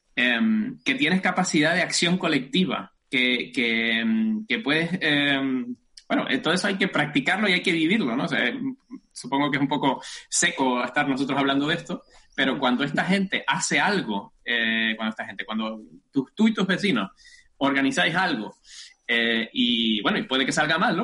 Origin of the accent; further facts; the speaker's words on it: Tacoronte, Canary Islands, Spain; accent: Canarian; moved away as an adult; also born or lived in Göttingen, Germany; now in Germany; Como delata mi acento, espero que me siga delatando, soy canario, soy de Tenerife del norte rural de Tenerife, por supuesto, en los altos del municipio de Tacoronte. Hasta los 22 años viví allí